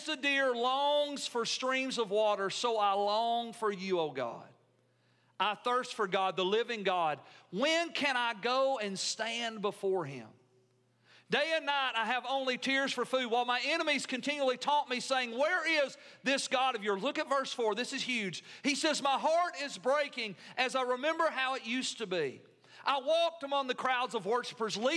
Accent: United States; as an American

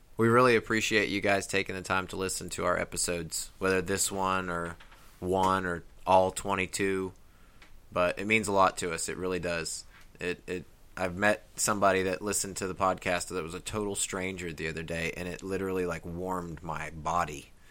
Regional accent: Midwest, United States; now in Tennessee, United States; growing up in the Midwest and coming here to the mountains

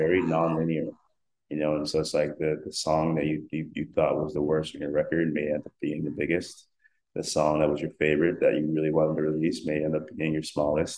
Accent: South Africa; I'm South African, and that's a lot of the music that I grew up listening

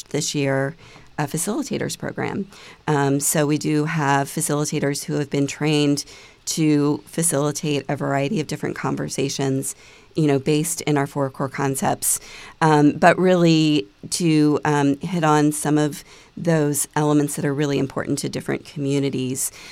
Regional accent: Delaware, United States; I grew up in Delaware, my grandfather actually worked for DuPont for a number of years

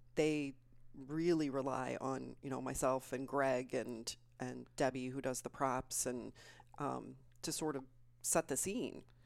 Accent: Plainfield, Illinois, United States; also born or lived in Aurora, Colorado; I grew up in Plainfield, Illinois

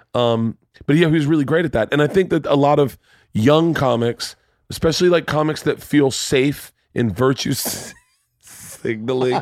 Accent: the South, United States; growing up in the South

